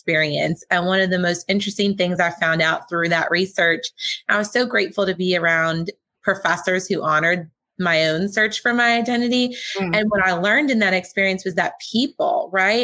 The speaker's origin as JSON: {"language": "English", "region": "Pennsylvania", "country": "United States", "moved": "yes", "lives_now": "New Jersey, United States", "said": "I'm originally from Pennsylvania, but I live in New Jersey now."}